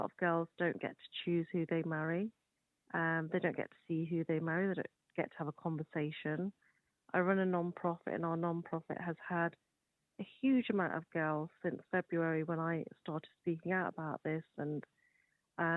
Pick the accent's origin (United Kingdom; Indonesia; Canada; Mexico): United Kingdom; I'm born and raised in the United Kingdom